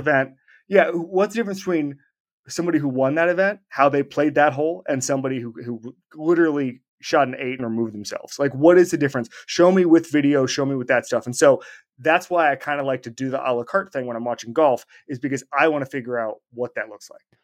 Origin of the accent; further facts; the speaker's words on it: Orlando, Florida, United States; when I was growing up in Orlando.